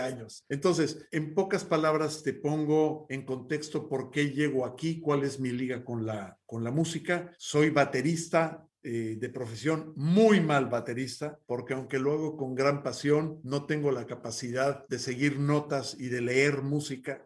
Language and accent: Spanish; Mexico City, Mexico; primero soy mexicano, eh, nací en Ciudad de México a principios de los años 60